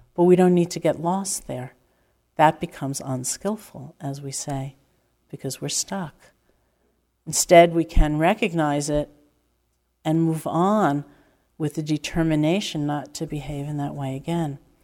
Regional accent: New York, United States; I'm from New York

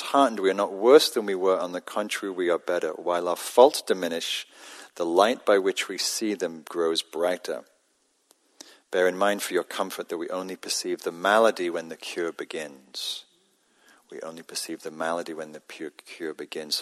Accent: Newcastle upon Tyne, North East England, United Kingdom; now in California, United States; When I grew up in Northern England, Newcastle

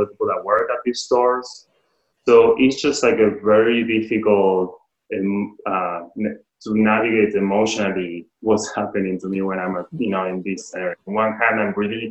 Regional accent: Argentina; moved away; I'm from Argentina

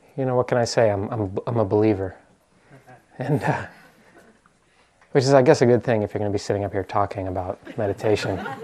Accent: East Coast, United States; moved away as an adult; also born or lived in New York; now in Bay Area, United States; I'm from the East Coast

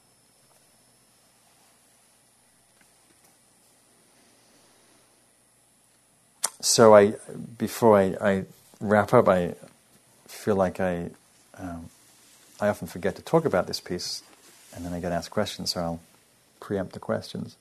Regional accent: England, United Kingdom; moved away; I'm English

